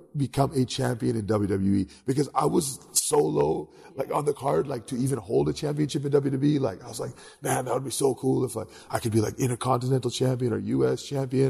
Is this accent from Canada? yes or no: yes; Canada; I grew up in Canada